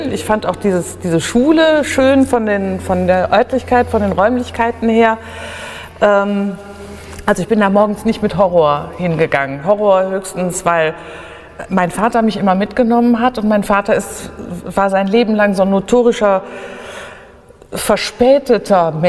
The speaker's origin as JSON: {"language": "German", "town": "Mönchengladbach", "region": "North Rhine-Westphalia", "country": "Germany", "tie": "born there", "said": "Mein Geburtsort ist Wickrath. Also das, ist, das genau genommen steht da Wickrath, jetzt Mönchengladbach."}